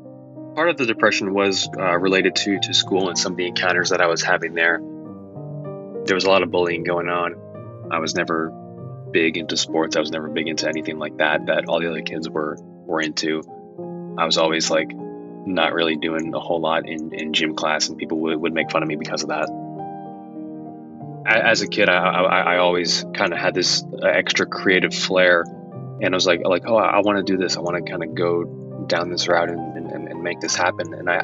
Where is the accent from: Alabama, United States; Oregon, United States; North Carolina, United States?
North Carolina, United States; Raleigh; also born or lived in Massachusetts; I was born in Massachusetts, lived there for a few years, and then my dad's job took us down to North Carolina, to like the Raleigh Apex area.